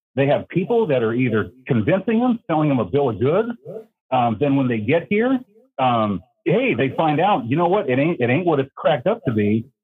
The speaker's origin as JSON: {"language": "English", "town": "Fresno", "region": "California", "country": "United States", "moved": "yes", "lives_now": "Minnesota, United States", "said": "I'm up here in Minnesota. I'm originally from Fresno, California."}